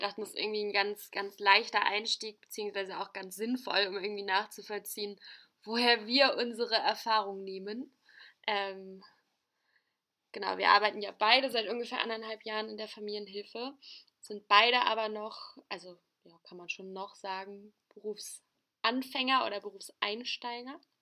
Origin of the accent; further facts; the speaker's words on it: Hamburg, Germany; Ich bin 23 Jahre alt und bin aufgewachsen in Hamburg